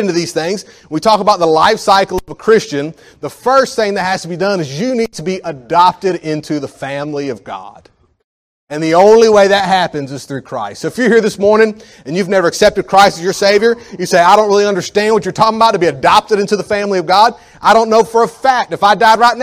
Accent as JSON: {"language": "English", "country": "United States", "said": "as an American. And I'm not even a rich American"}